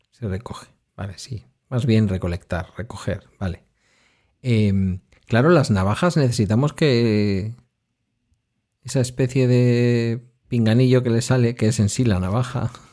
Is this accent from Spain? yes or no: yes; Basque Country, Spain; yo como vasco